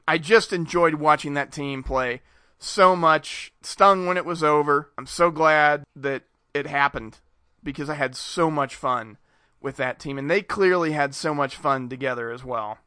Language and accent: English; Richmond, Indiana, United States; I grew up near Richmond, Indiana, and we're not far from Cincinnati